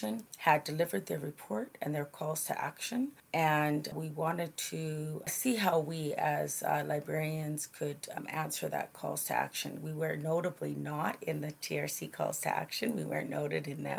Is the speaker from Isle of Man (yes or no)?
no; Tahltan Nation, northern British Columbia, Canada; now in Winnipeg, Canada; I'm from the Tiskia clan, or Crow clan, of the Tahltan Nation, located in northern BC